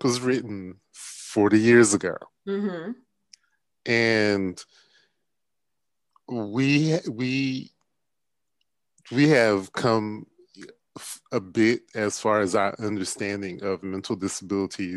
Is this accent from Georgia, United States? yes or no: yes; Milledgeville, Georgia, United States; I grew up in Millersville, Georgia, and when I was growing up, Central State Hospital, which was one of the state mental institutions, was there.